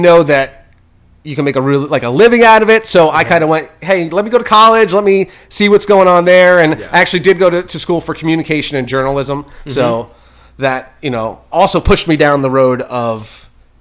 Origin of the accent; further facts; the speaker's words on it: Ocean County, New Jersey, United States; moved away; I'm from New Jersey